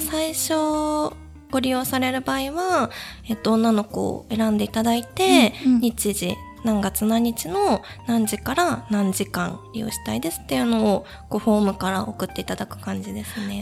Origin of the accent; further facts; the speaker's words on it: Tokyo, Japan; 出身は東京です